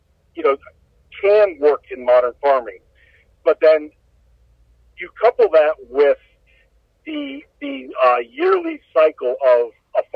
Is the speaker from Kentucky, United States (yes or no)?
no; Holmes County, Ohio, United States; I grew up in Holmes County and, you know, grew up working on farms and all that.